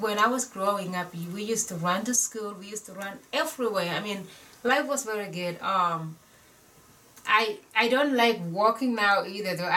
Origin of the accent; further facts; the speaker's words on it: Kapenguria, West Pokot County, Kenya; also born or lived in Santa Fe, United States; now in Flagstaff, United States; where I was born and grew up. The name is Posoy